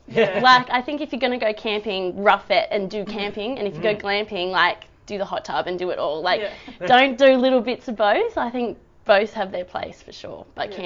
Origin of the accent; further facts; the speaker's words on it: Bowral, New South Wales, Australia; now in Torquay, Australia; I was born in Barrel and grew up there on the Southern Highlands. And when I was there, it was a tiny little country sort of town.